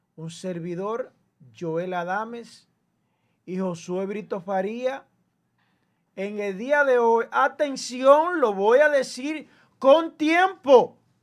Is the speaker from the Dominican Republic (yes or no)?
yes; Dominican Republic; nosotros tenemos como dominicanos